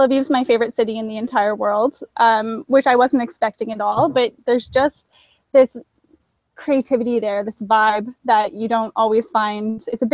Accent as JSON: {"language": "English", "town": "Toronto", "region": "Ontario", "country": "Canada", "also_born_or_lived": "Rwanda", "moved": "as an adult", "said": "I'm originally from Toronto, Canada"}